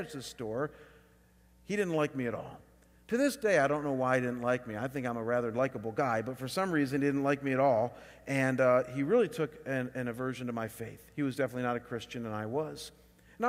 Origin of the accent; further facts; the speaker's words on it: Chagrin Falls, Ohio, United States; moved away; Chagrin Falls, my hometown